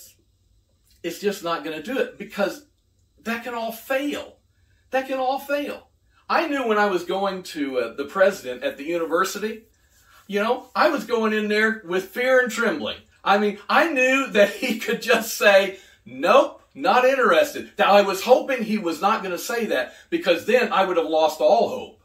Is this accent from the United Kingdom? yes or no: yes; United Kingdom; now in United States; I'm British. I'm British American. We were raised on tea